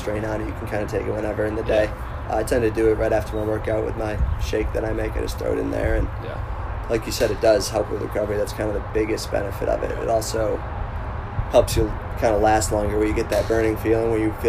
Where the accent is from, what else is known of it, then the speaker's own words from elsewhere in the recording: Greece, New York, United States; also born or lived in Victor, New York; I grew up in Greece, which is a half hour from Victor